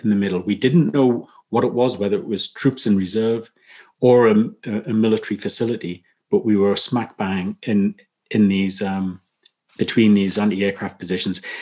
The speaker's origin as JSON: {"language": "English", "town": "Newcastle upon Tyne", "region": "North East England", "country": "United Kingdom", "tie": "born or raised there", "said": "I was born up in Newcastle, which um, is predominantly a, a mining town."}